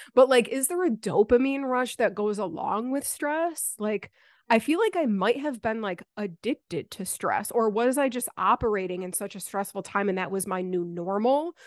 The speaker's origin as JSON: {"language": "English", "town": "Buffalo", "region": "New York", "country": "United States", "tie": "born or raised there", "moved": "as an adult", "lives_now": "the Carolinas, United States", "said": "I moved a, a little bit over a year ago from Buffalo, like my hometown"}